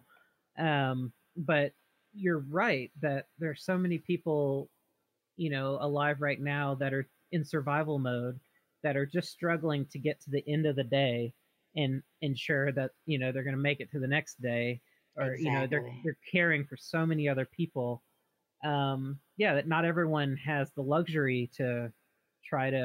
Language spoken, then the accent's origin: English; the South, United States; now in Oregon, United States; we're both from the South, grew up in rural, poor areas